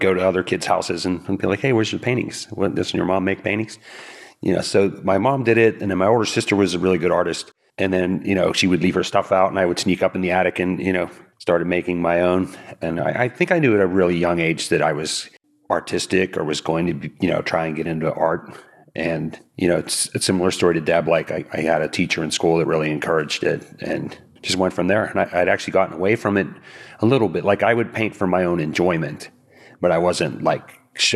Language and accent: English; South Hills, Pennsylvania, United States; now in Ambridge, United States; I'm from South Hills originally. I've been here now 25 years